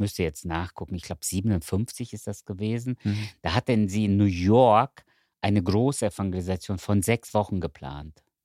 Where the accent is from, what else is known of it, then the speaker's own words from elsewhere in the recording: Cologne, North Rhine-Westphalia, Germany; ich wohne in Köln mhm. und ich bin Kölner